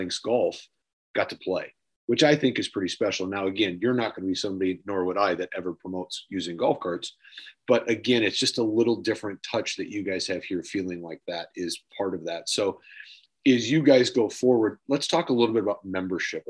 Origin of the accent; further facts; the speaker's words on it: United States; as an American, I live in the service world